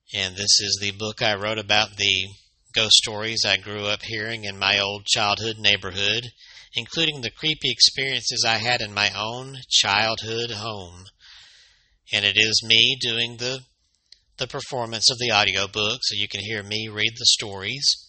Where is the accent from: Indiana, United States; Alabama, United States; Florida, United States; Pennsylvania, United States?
Alabama, United States; right here in Alabama, my home state